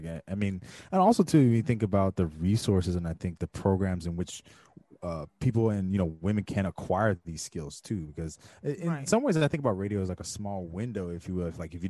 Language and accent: English; West Coast, United States; I'm from the West